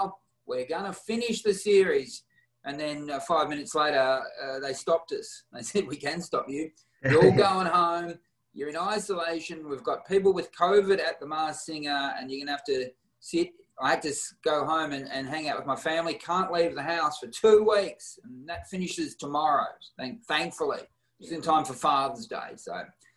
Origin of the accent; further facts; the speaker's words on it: Warrnambool, Victoria, Australia; now in Melbourne, Australia; I grew up in Warrnambool, which is a town past Geelong